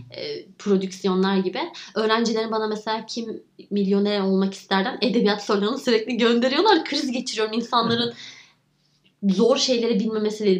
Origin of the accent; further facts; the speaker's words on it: Giresun, Turkey; also born or lived in Istanbul; Dedemle babaannemin yanına gidiyorum Giresun'a ki çocukluğum çok orada geçti.